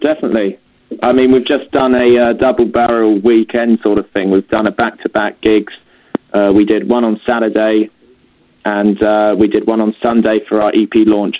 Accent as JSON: {"language": "English", "town": "Robertsbridge", "region": "South East England", "country": "United Kingdom", "said": "we're both from East Sussex in a place, a little town called Robertsbridge."}